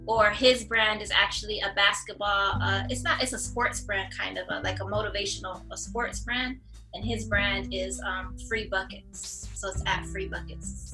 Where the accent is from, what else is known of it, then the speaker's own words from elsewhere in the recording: Flint, Michigan, United States; now in Atlanta, United States; born and raised in Flint, Michigan. Uh, we live in Atlanta now